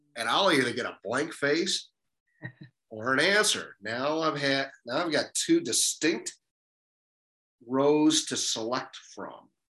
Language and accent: English; Detroit, Michigan, United States; moved away as an adult; also born or lived in San Diego; Growing up in Detroit